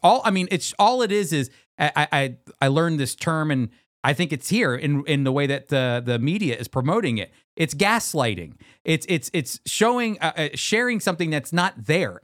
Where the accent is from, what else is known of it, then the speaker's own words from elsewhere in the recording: United States; As an American